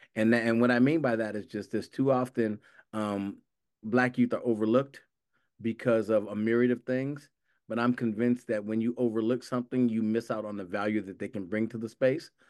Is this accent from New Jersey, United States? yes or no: no; Los Angeles, California, United States; I grew up in Los, in South Los Angeles